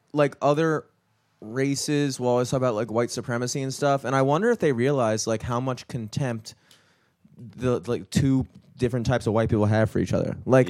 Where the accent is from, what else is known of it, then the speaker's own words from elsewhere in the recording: Towson, Maryland, United States; I grew up in Towson